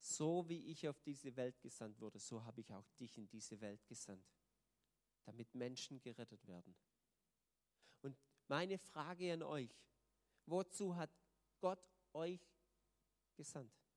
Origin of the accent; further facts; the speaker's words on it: Germany; als Deutsche